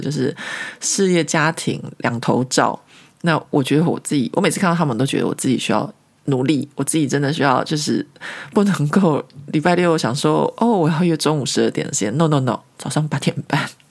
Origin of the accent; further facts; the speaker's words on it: Taiwan; now in Paris, France; 可能我是台湾人吧